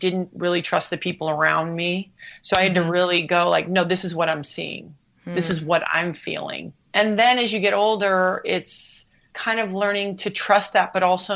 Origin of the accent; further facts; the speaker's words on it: U.S. Virgin Islands; moved away; also born or lived in Hawaii; I grew up in the Caribbean. We had two TV channels